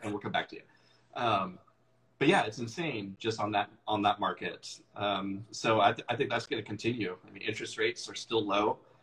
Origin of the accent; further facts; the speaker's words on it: Issaquah, Washington, United States; also born or lived in Seattle / Renton / Bellevue; I grew up out here. I grew up out in Issaquah and uh, moved to Seattle when I turned 18 and have lived there pretty much ever since